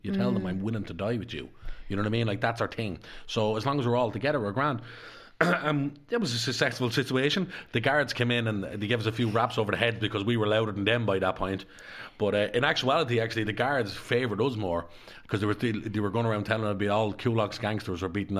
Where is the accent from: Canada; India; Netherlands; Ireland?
Ireland; Dublin, Leinster; because I was brought up in Darndale.